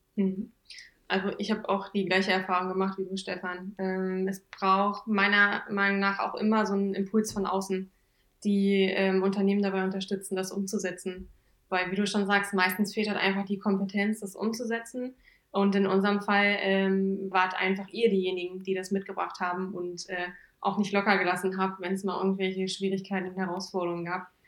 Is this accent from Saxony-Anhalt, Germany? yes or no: yes; Thale, Saxony-Anhalt, Germany; moved away as an adult; now in Braunschweig, Germany; Ich komme eigentlich ursprünglich aus Thale im Harz, im schönen Harz, äh, beim Hexentanzplatz.